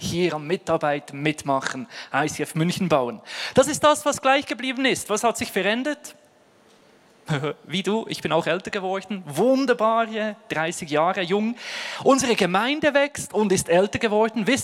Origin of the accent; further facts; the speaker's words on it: Ostermundigen, Bern, Switzerland; Aufgewachsen bin ich in Bern, wunderschön in 3072 Ostermundigen, Postleitzahl und Ort meiner Herkunft.